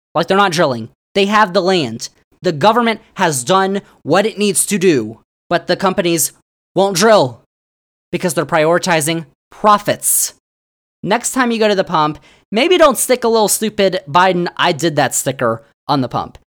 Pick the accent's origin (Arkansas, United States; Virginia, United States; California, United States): Virginia, United States; Virginia, my home state